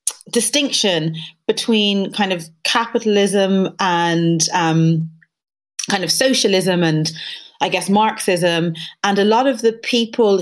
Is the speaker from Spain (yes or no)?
no; Dublin, Leinster, Ireland; moved away as an adult; now in United Kingdom; I moved from Dublin to London